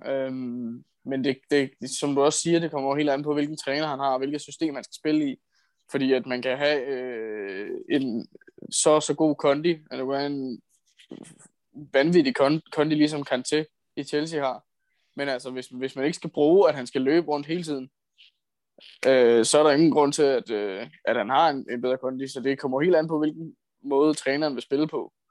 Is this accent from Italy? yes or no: yes; Italy; Jeg er italiener